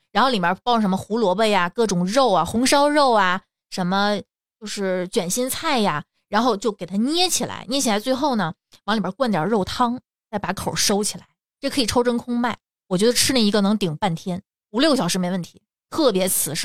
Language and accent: Chinese; Tianjin, China; 因为咱们天津人都不这么吃